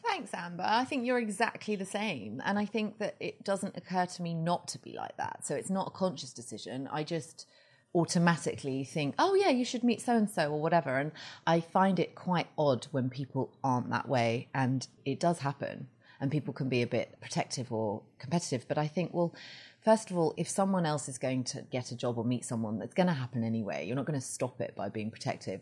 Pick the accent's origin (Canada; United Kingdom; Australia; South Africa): United Kingdom; Surrey, South East England; moved away as an adult; now in Los Angeles, United States; I am from England. I've lived in L A almost eleven years. And I grew up just outside London in a very leafy, uh, village.